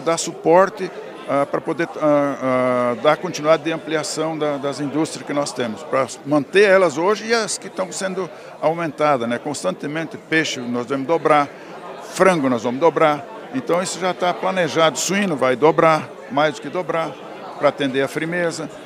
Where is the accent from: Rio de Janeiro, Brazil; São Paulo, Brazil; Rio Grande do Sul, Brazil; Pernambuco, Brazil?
Rio Grande do Sul, Brazil; Candelária; moved away as an adult; also born or lived in Cerro Branco, Cachoeira do Sul; now in Paraná, Brazil; sou natural de Candelária, morava no, no distrito de, um distrito de Cachoeiro do Sul chamado Cerro Branco